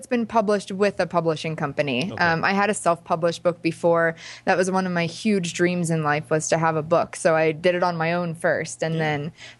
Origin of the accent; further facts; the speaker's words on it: Pennsylvania, United States; I'm from Pennsylvania. So I decided to go for LA, but I never really felt like I belonged there.